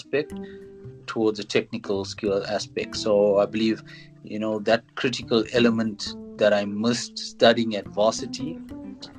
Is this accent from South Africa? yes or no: yes; King William's Town, Eastern Cape, South Africa; now in Johannesburg, South Africa; I grew up in a small town called King Williamstown in the Eastern Cape.